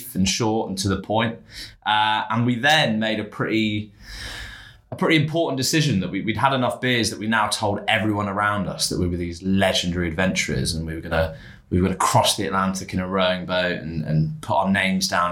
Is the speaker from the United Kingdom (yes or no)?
yes; England, United Kingdom; we're English